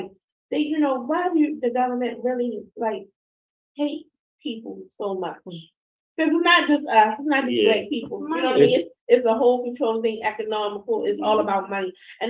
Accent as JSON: {"language": "English", "town": "Quantico", "region": "Virginia", "country": "United States", "said": "I'm from Quantico."}